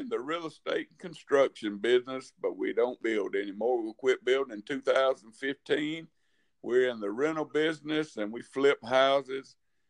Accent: Tuscaloosa, Alabama, United States; I was born here in Tuscaloosa, Alabama.

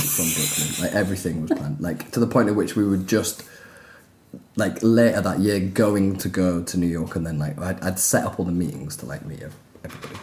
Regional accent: Leeds, Yorkshire and the Humber, United Kingdom; I was growing up in Leeds in the 80s

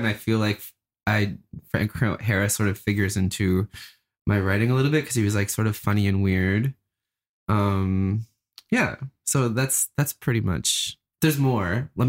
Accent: Nova Scotia, Canada; now in Fredericton, Canada; I'm originally from Nova Scotia. I've traveled across Canada on a bus twice.

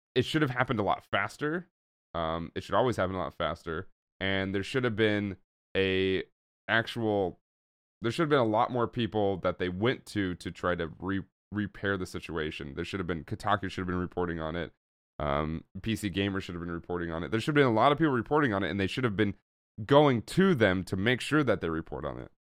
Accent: Oakland, California, United States; growing up in Oakland, California, which I also did.

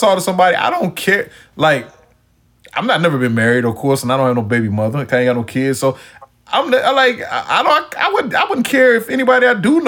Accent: Wilson, North Carolina, United States; also born or lived in Texas; We all are kin to each other in Wilson

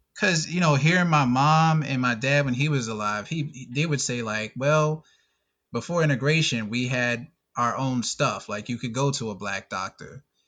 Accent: North Carolina, United States; growing up in North Carolina

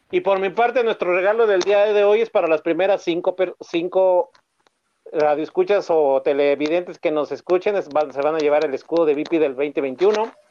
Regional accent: Mexico; estamos seguros de que como mexicanos y como scouts lo vamos a lograr

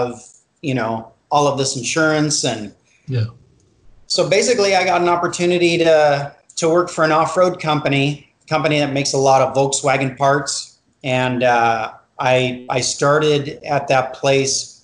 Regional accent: Los Angeles, California, United States; California born and raised. Southern California, San Fernando Valley

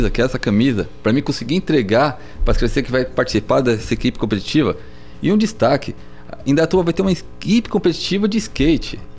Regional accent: Guarulhos, São Paulo, Brazil; also born or lived in Tucuruvi, São Paulo; de Guarulhos, que eu morava, morava em Guarulhos, nasci em Tucuruvi.

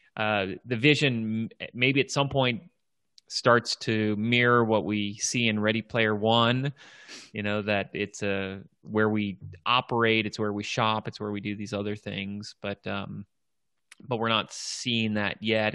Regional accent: Washington, District of Columbia, United States; here in my hometown, Washington, D C.

